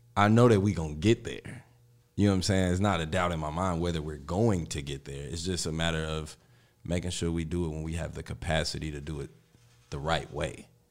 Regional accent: Chicago, Illinois, United States; I'm from the Austin area

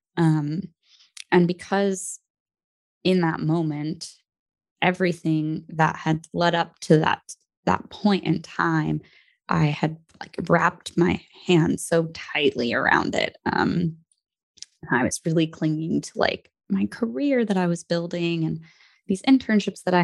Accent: New Jersey, United States; also born or lived in Brooklyn, New York; I'm from New Jersey, but I was born in Brooklyn and my family still lives there and in New Jersey

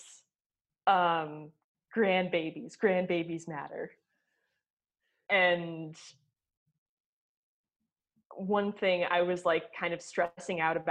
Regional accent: New York, United States; I'm a New Yorker

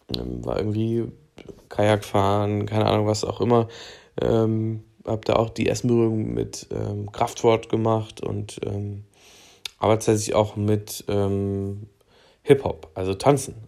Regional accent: Thuringia, Germany; Ich komme aus äh, Thüringen, wer hätte es gedacht, ähm, und bin aufgewachsen in einem äh, kleinen Örtchen in einer Kleinstadt an der Grenze zu Bayern.

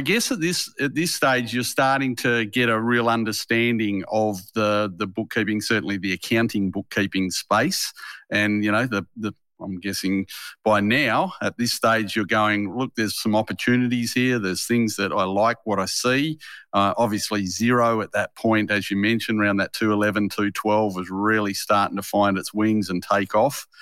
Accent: Harvey, Western Australia, Australia; moved away; I grew up in a little country town in Western Australia called Harvey

